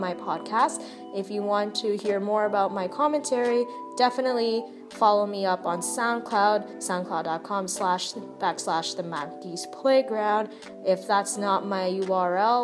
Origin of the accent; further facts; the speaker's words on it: Toronto, Ontario, Canada; I hail from Toronto, born and raised